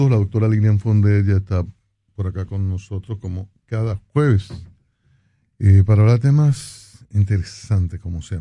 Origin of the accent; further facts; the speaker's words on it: Montecristi, Dominican Republic; Bueno, yo vengo de Montecristi